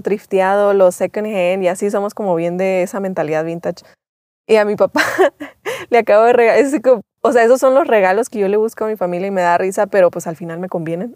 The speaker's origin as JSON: {"language": "Spanish", "region": "Chihuahua", "country": "Mexico", "accent": "norteña", "moved": "yes", "lives_now": "El Salvador", "said": "sí soy mexicana"}